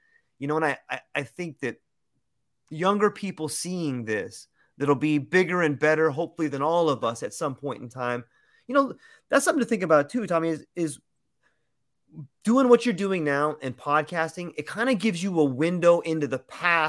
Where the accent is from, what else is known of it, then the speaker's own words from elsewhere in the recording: California, United States; now in Hawaii, United States; I was born and raised in California